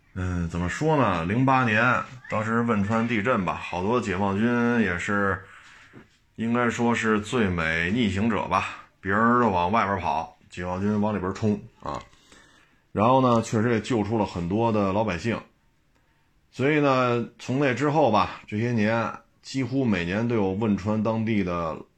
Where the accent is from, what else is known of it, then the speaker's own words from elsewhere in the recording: China; 作为中国人来讲